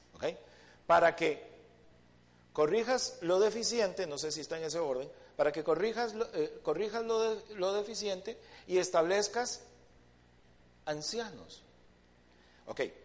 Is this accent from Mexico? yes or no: no; Costa Rica; nosotros como, primeramente como, como ticos y creo que como latinos